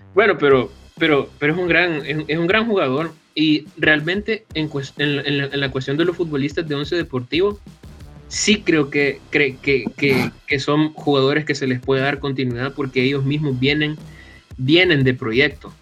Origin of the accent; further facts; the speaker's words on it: El Salvador; un salvadoreño